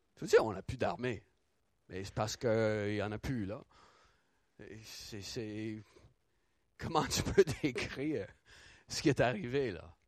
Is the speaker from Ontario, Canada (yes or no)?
yes; Ottawa, Ontario, Canada; tout le quartier euh, où, j'ai grandi à Ottawa